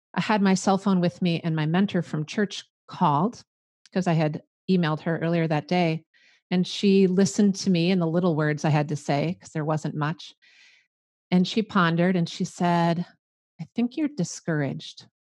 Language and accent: English; Midwest, United States; accent: Midwestern; I'm a Midwestern girl. You can probably tell by my accent